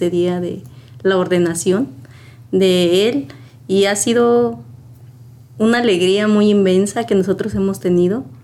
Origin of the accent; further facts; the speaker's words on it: Uruapan, Michoacán, Mexico; yo soy de la ciudad de Uruapan, Michoacán. Ah, mi parroquia es San Francisco de Asís